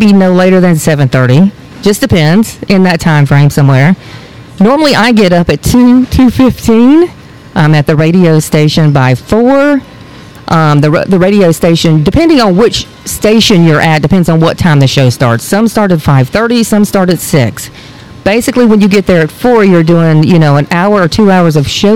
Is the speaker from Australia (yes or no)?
no; Fort Valley, Georgia, United States; also born or lived in Warner Robins, Georgia / Reynolds, Georgia; I am from this area. So I was born in Warner Robins, raised in Fort Valley, have a farm in Reynolds. Lived all over